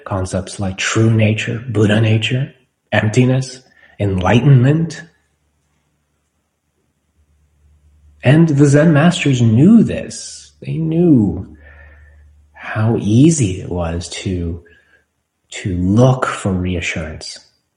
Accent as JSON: {"language": "English", "country": "United States", "said": "for us as American citizens"}